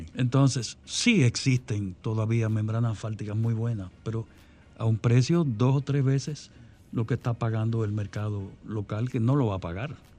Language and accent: Spanish; Dominican Republic; en mi país, la República Dominicana